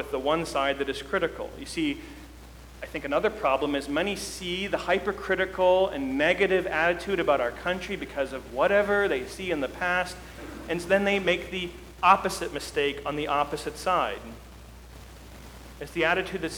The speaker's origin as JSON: {"language": "English", "country": "United States", "said": "our lives as American citizens"}